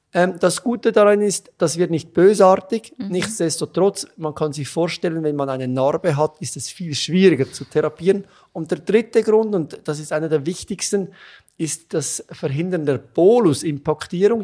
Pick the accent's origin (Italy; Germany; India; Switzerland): Switzerland; accent: Swiss; moved away as an adult; also born or lived in Zurich; now in Vienna, Austria; Das hört man ziemlich schnell, dass ich aus der Schweiz bin.